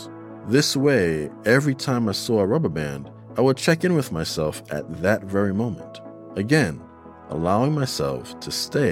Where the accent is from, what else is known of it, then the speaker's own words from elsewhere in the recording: New York City, New York, United States; my fellow New Yorker